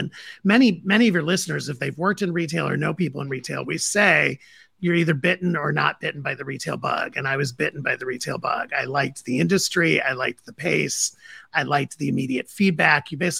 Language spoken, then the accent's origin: English; Toledo, Ohio, United States; And so, you know, I grew up in the Midwest. I grew up in Toledo, Ohio, and went to school at Indiana University.